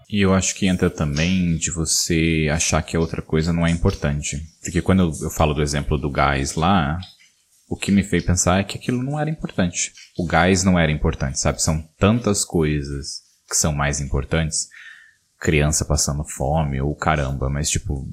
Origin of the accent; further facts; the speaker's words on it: São Paulo, Brazil; moved away as an adult; A gente, como paulista morando em São Paulo, a gente tem São Paulo na gente